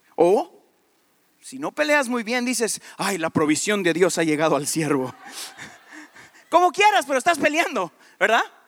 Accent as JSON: {"language": "Spanish", "country": "Guatemala", "said": "Ni soy de México, soy de Guatemala"}